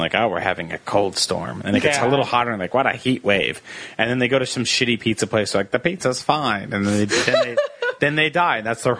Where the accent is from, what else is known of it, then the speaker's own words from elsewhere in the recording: New Jersey, United States; first language English; moved away; also born or lived in New York; I grew up in New Jersey and then I moved to New York